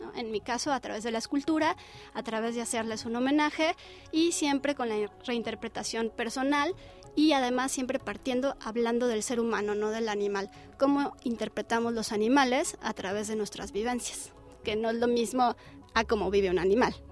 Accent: Mexico

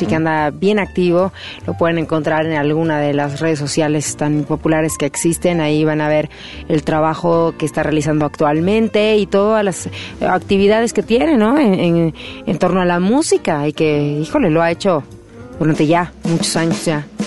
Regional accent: Mexico; nos queda a nosotros como mexicanos

